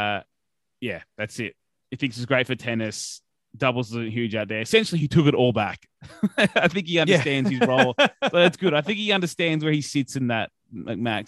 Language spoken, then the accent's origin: English; Australia; we're Australian